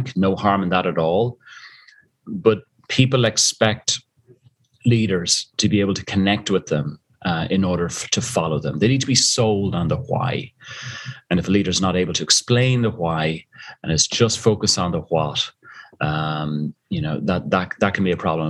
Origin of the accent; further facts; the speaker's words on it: Dublin, Leinster, Ireland; moved away as an adult; also born or lived in South Africa; you tell from the accent, I'm originally from Dublin, Ireland, and I used to be dragged up the mountains every Sunday after Mass with my father